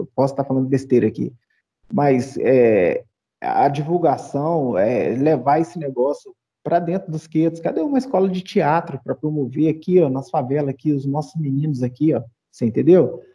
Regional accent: Brazil; now in Belo Horizonte, Brazil; Ser negro no Brasil, não sei, não sei no resto do mundo, que eu só vivi aqui.

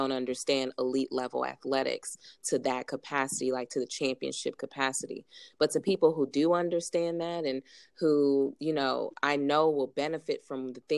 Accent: United States; I had spent all my life in America, and as a first generation Nigerian American

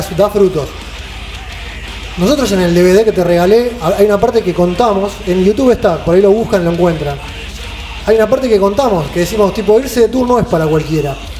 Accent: Argentina; argentinos sudamericanos

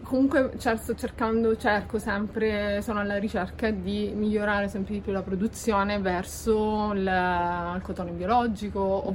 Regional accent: Sicily, Italy; also born or lived in Tuscany; now in Lipari, Italy; desideravo vivere in Sicilia, che è la mia terra natia, anche se ho studiato fuori

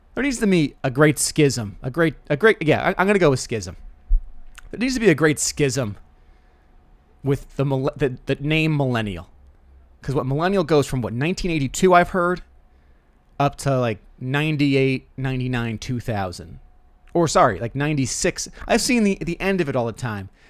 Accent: Rockville Centre, New York, United States; It's my hometown

